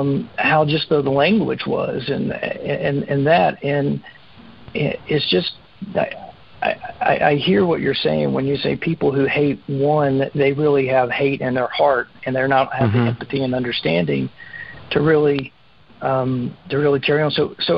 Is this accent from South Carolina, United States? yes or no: yes; South Carolina, United States; growing up in South Carolina